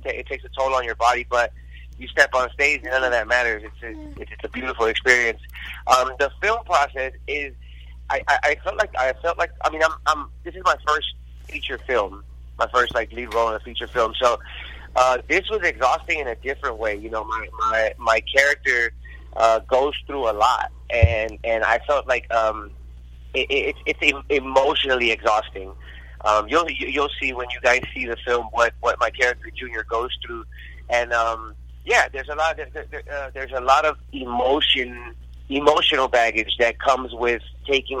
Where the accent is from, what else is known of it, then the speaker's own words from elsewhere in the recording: Houston, Texas, United States; now in Los Angeles, United States; I was a ballet folklorico dancer growing up in Houston, Texas